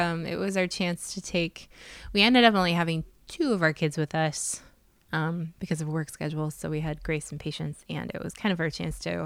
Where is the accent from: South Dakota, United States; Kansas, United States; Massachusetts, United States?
South Dakota, United States; I'm from South Dakota